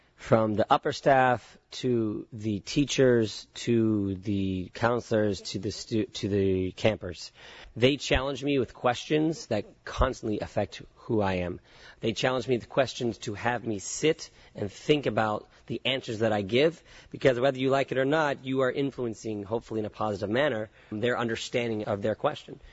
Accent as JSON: {"language": "English", "town": "Concord", "region": "California", "country": "United States", "tie": "born or raised there", "also_born_or_lived": "San Francisco / San Diego / Israel", "moved": "as an adult", "said": "grew up in the suburbs, the suburbs called Concord, California"}